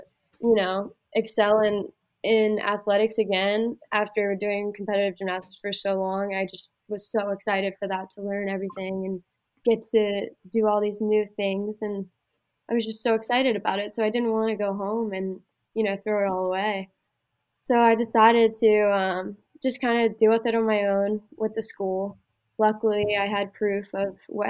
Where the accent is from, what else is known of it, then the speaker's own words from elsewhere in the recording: Pennsylvania, United States; moved away as an adult; also born or lived in Iowa; going to Iowa Western, getting out of Pennsylvania, that was my only ticket out of there. And I knew that if I went home, I would just turn into a waitress in my hometown